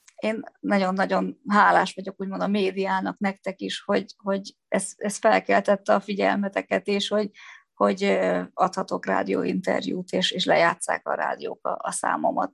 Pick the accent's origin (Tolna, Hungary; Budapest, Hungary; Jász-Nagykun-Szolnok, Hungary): Jász-Nagykun-Szolnok, Hungary; Szolnok; moved away; Gyerekkori barátnőm alakult úgy az életünk, hogy mi Szolnokról elkerültünk, de mégis nagyon közel lakunk egymáshoz